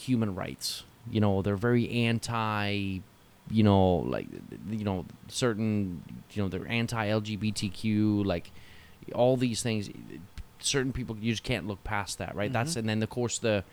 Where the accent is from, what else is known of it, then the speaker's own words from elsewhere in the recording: Newcastle upon Tyne, North East England, United Kingdom; moved away as an adult; I grew up in Newcastle